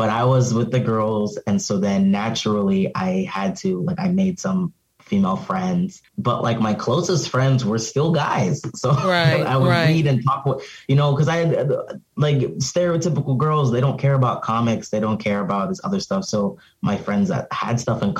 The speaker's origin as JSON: {"language": "English", "region": "Arizona", "country": "United States", "tie": "born or raised there", "also_born_or_lived": "Cameroon / Pennsylvania", "moved": "yes", "lives_now": "Philadelphia, United States", "said": "growing up in Arizona, it's very hot outside."}